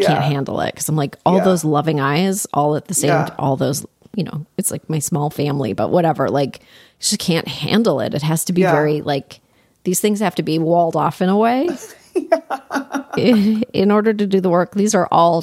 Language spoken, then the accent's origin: English; Canada; I grew up in Canada, which is like the Midwest of the North.